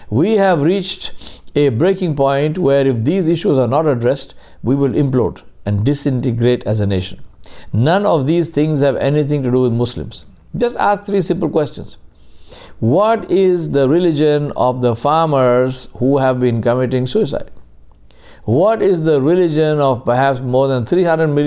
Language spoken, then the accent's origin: English; India; Being Indian meant that I was equal to every other Indian